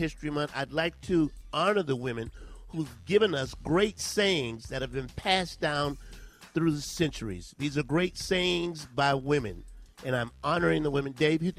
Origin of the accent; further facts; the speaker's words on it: South Carolina, United States; I hate I'm from South Carolina. I really do.